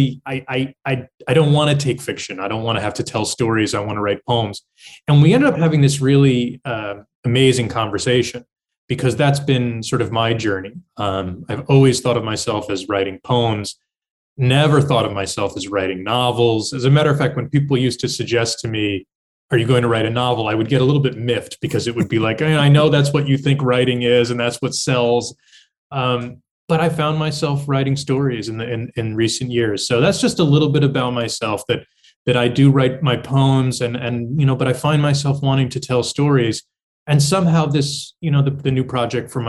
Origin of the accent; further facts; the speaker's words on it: Hudson Valley, New York, United States; I come from the Hudson Valley in the state of New York, sort of the beautiful muck of horse country. And, I had a wonderful childhood growing up in that area